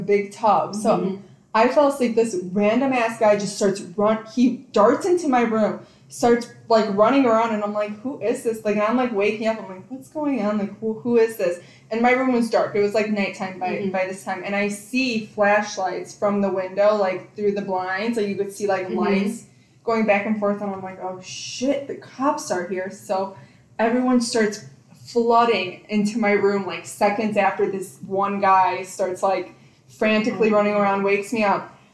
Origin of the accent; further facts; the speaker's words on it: Illinois, United States; we're from Illinois